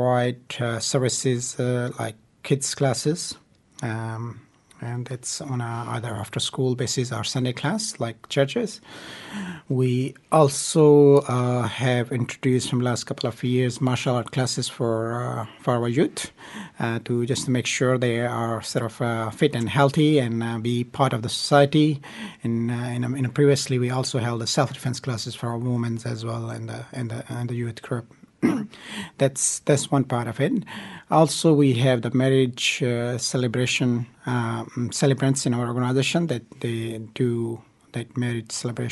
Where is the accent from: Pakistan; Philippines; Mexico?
Pakistan; also born or lived in Singapore; now in Wellington, New Zealand; I was born in Pakistan. I have spent a bit of time in Singapore as well, done my studies. I've been here over 20 years and proud to be Wellingtonian